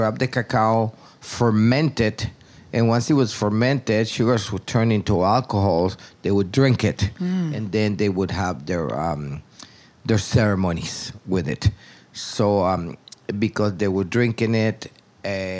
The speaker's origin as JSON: {"language": "English", "town": "Tegucigalpa", "region": "Francisco Morazán", "country": "Honduras", "tie": "born or raised there", "moved": "as an adult", "lives_now": "Roatan, Honduras", "said": "I was born in Tegucigalpa, which is the capital of Honduras, many years ago."}